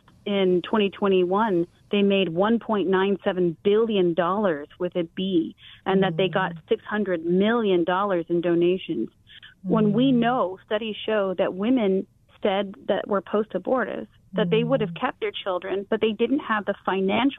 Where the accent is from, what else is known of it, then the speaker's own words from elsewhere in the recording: Taiwan; now in United States; growing up in Taiwan